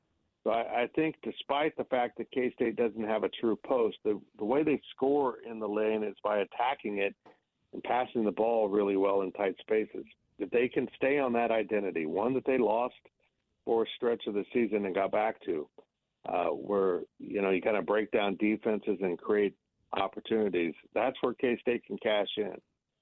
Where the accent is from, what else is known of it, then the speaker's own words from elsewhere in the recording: Kansas, United States; I grew up in Kansas.